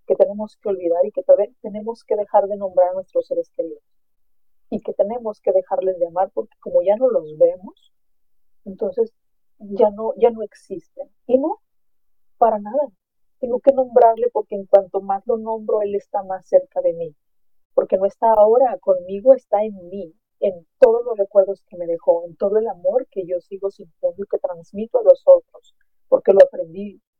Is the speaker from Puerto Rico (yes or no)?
no; Mexico; Yo soy de México y en México celebramos a nuestros muertos el 2 de noviembre